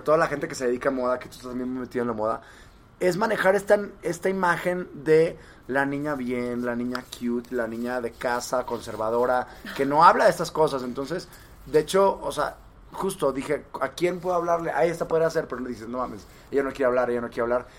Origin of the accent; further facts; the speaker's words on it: Monterrey, Nuevo León, Mexico; yo soy de Monterrey